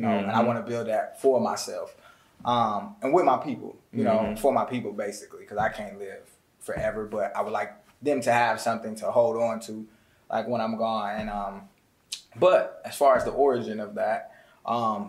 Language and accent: English; Atlanta, Georgia, United States; also born or lived in Bloomington, Illinois; I moved here, and then I've been in Atlanta, Georgia now for like 19 years.